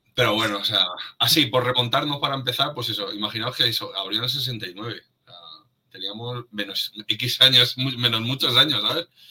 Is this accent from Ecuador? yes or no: no; Madrid, Community of Madrid, Spain; los que somos de Madrid, es como hemos vivido ahí nuestra infancia